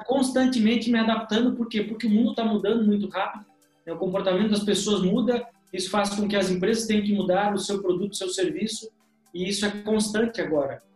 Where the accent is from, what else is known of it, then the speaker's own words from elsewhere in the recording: Rio Grande do Sul, Brazil; moved away as an adult; now in Joinville, Brazil; nasci lá no Rio Grande do Sul, sou gaúcho, né? E moro hoje há cerca de 14 anos em Joinville, Santa Catarina.